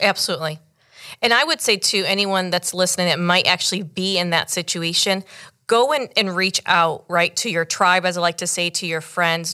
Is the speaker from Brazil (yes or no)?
no; United States; my parents actually came from Cuba in nineteen seventy. I was born here in the States